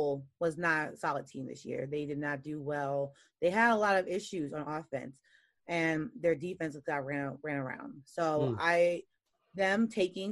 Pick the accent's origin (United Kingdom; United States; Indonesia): United States; New York; also born or lived in Louisiana; I'm a New Yorker.